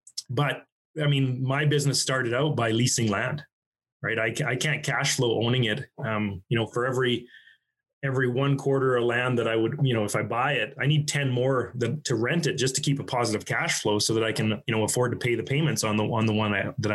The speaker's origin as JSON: {"language": "English", "region": "Alberta", "country": "Canada", "said": "I'm from Alberta"}